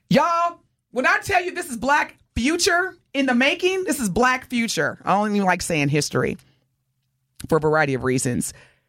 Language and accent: English; Southern Indiana, United States; now in Texas, United States; I was born and raised in Southern Indiana.